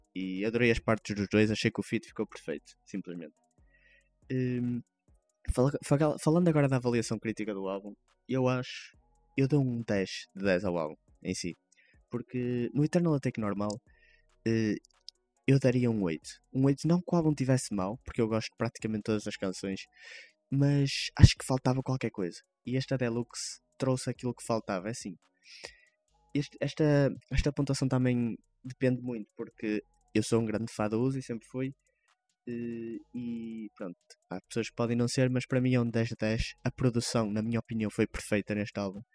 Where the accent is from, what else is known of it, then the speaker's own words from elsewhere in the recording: Vila Nova de Gaia, Norte, Portugal; cá de Gaia, de onde eu sou natural